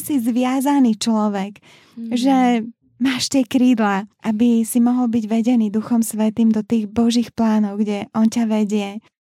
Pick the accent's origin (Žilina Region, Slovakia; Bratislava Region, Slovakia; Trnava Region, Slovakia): Bratislava Region, Slovakia; Bratislava; moved away as an adult; also born or lived in Liptov; Ja som sa presťahovala z Bratislavy na Liptov